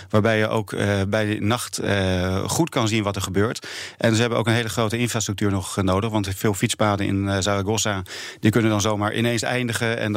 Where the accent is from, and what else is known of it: Netherlands